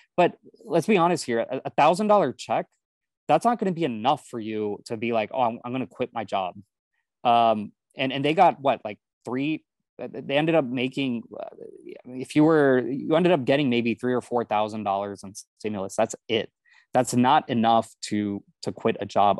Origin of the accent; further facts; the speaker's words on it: Houston, Texas, United States; I grew up in Houston